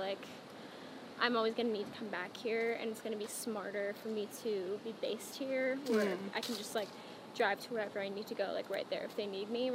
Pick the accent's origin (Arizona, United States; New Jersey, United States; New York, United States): Arizona, United States; Phoenix; moved away as an adult; my hometown is, like, a 45-minute flight